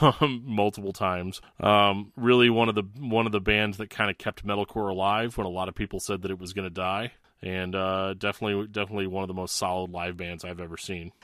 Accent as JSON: {"language": "English", "region": "Missouri", "country": "United States", "tie": "born or raised there", "moved": "yes", "said": "my home state of Missouri"}